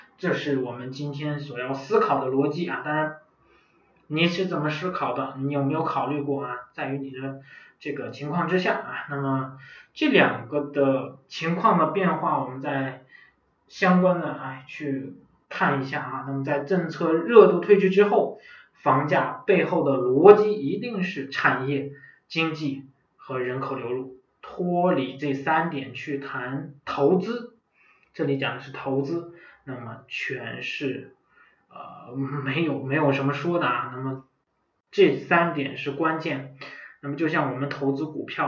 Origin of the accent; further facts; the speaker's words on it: Inner Mongolia, China; 包括我的老家省会啊，呼和浩特市啊